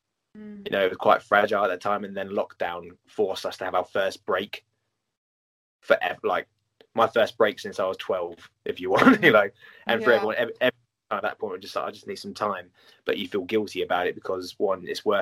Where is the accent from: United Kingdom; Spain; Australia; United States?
United Kingdom; as British people